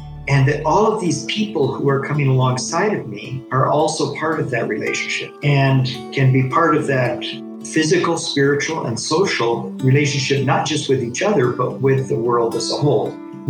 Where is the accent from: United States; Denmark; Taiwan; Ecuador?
Ecuador; Amazon region; I am the son of missionaries who came to Ecuador in the 1950s, and I was born here in the Amazon headwaters and was raised within two different cultures